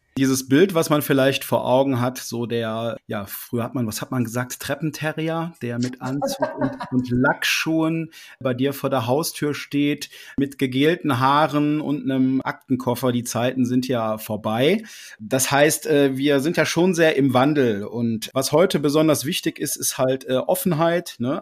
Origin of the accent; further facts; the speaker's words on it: Dormagen, North Rhine-Westphalia, Germany; bin aus Dormagen, das liegt im Rheinland zwischen Düsseldorf und Köln